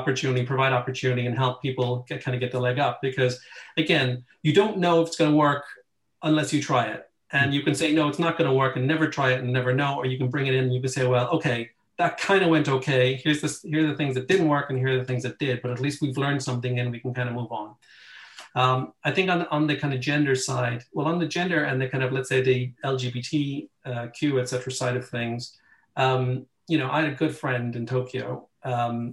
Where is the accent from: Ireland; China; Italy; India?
Ireland; moved away as an adult; now in London, United Kingdom; I'm Irish